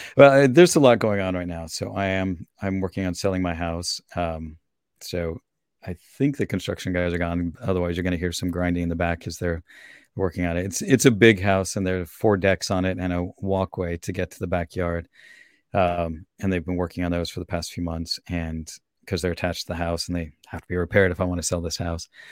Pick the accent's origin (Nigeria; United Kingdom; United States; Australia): United States; Salt Lake City, Utah; also born or lived in Virginia / Minnesota / Austria; now in Portland, United States; I grew up in Salt Lake, which is a very different climate than here